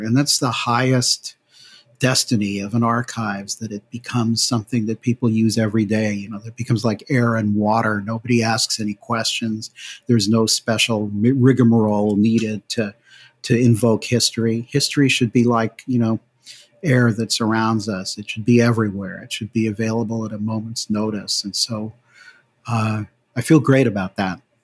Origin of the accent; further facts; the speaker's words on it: New Haven, Connecticut, United States; moved away as an adult; also born or lived in California; I grew up in New Haven, Connecticut